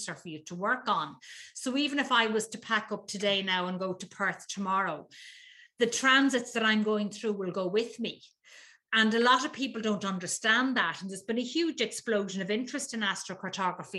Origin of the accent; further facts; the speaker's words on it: Dublin, Leinster, Ireland; I was born in Dublin.